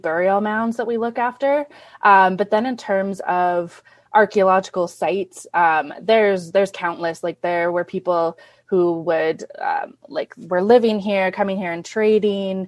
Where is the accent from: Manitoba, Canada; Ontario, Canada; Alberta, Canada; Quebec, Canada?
Manitoba, Canada; Winnipeg; also born or lived in Thunder Bay; now in Rainy River, Canada; I'm actually originally from Winnipeg